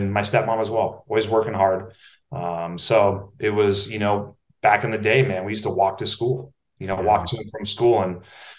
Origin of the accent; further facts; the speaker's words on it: Napa, California, United States; I can remember from a young age going to the Safeway in Napa, right? I'm from Napa, California